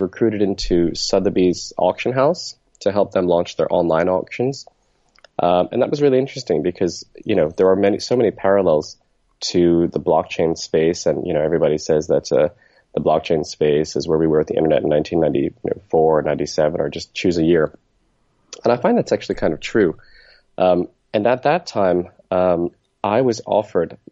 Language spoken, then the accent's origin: English; New Jersey, United States; moved away as an adult; also born or lived in Pennsylvania; now in Hong Kong; I was born in New Jersey, and I kind of grew up in New Jersey with a short stint out here in Hong Kong